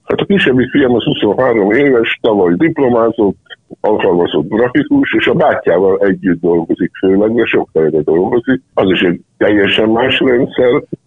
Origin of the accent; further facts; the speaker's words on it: Budapest, Hungary; moved away as an adult; now in Zala County, Hungary; Én egy pesti ember vagyok itt, Zalában.